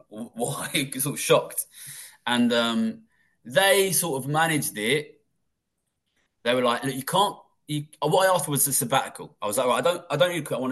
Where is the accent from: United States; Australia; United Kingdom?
United Kingdom; London; also born or lived in Tokyo; I grew up in London